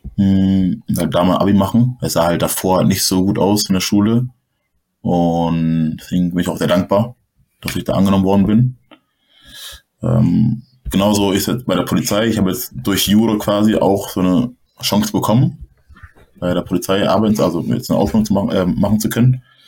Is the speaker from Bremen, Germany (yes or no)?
no; Hamburg, Germany; moved away as an adult; now in Berlin, Germany; Ich komme aus Hamburg, Hamburg ist eher so, okay, so eine große Stadt